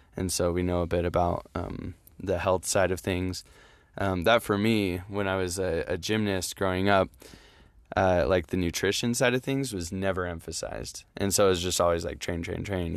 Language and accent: English; Utah, United States; I'm from Utah